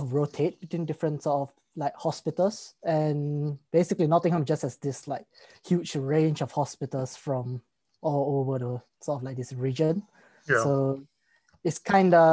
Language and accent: English; Singapore; when you're in Singapore, we sort of learn English in school.